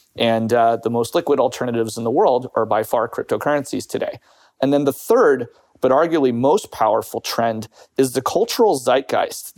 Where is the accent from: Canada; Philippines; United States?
United States; now in United Kingdom; as an American or as someone who lives in the U K